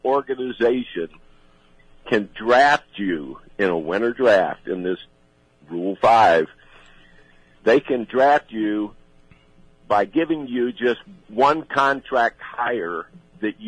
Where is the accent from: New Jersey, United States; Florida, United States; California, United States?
Florida, United States; Sarasota; also born or lived in Brooksville, Florida; I was born in Brooksville. We moved to Sarasota when I was 2 years old